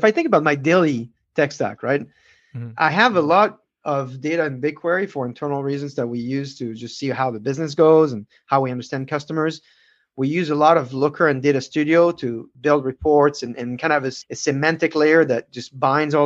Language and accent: English; France; I'm from France